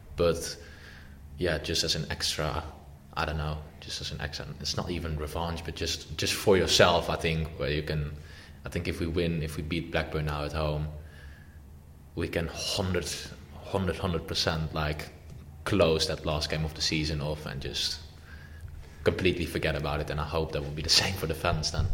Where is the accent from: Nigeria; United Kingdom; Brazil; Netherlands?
Netherlands; Amsterdam, North Holland; moved away; I am born in Amsterdam as well, and my dad's from Amsterdam and my grandparents, I'm from Amsterdam. So obviously, like, you're raised with that kind of history anyway